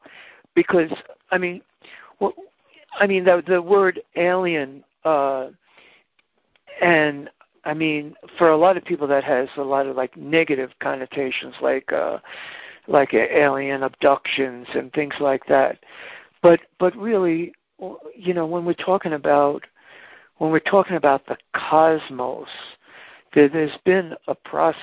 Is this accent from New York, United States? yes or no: yes; Hicksville, New York, United States; I grew up in Hicksville, Long Island